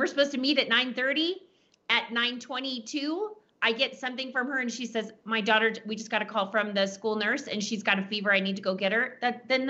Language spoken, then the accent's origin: English; Texas, United States; I'm from Texas. We say naked as a jaybird